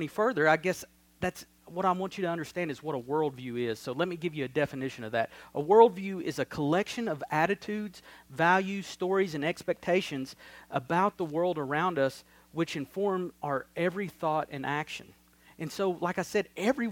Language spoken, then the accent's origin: English; Crossville, United States; I grew up here in Crossville, in the South, in the Bible Belt.